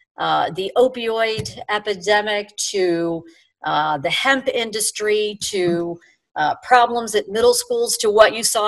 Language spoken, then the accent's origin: English; Pittsburgh, Pennsylvania, United States; accent: Pittsburgh; I'm from Pittsburgh, and I had a horrible Pittsburgh accent.